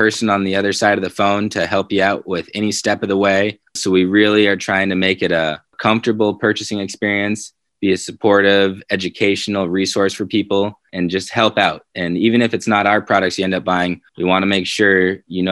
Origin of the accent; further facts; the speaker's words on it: Colorado, United States; It's my home state